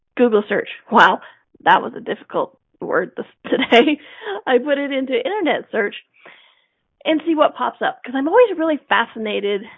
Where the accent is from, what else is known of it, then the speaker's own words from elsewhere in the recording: United States; growing up in America